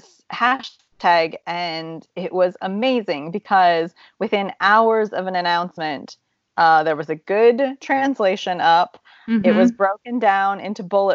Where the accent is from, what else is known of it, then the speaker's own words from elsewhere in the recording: Ohio, United States; now in Czech Republic; I'm from Ohio.